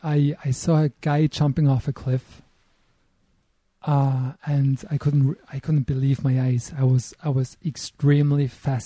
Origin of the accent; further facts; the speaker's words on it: Eschlikon, Thurgau, Switzerland; also born or lived in Istanbul, Turkey / Bern, Switzerland; now in Lauterbrunnen, Switzerland; I was born in Switzerland, not here in the valley. I was born close to the German border in a place called Eschlikon. That's close to the Lake of Constance.